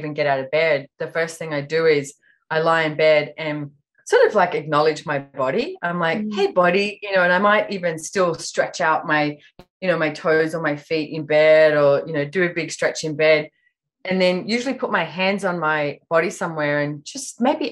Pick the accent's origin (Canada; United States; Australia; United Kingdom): Australia; Sydney, New South Wales; now in Sunshine Coast, Australia; I was born in Sydney, Australia, but I actually live up in Queensland on the Sunshine Coast at the moment.